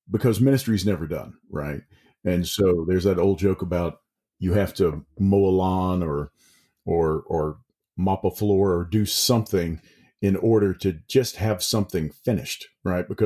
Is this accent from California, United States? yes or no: no; Mississippi, United States; now in East Tennessee, United States; I I moved to East Tennessee from South Mississippi, and began to teach up there.